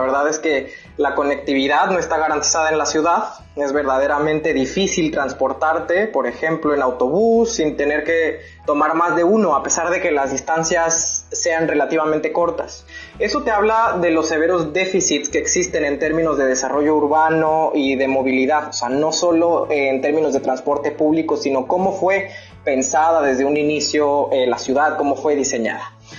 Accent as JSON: {"language": "Spanish", "region": "Veracruz", "country": "Mexico", "also_born_or_lived": "Monterrey", "said": "soy de Veracruz"}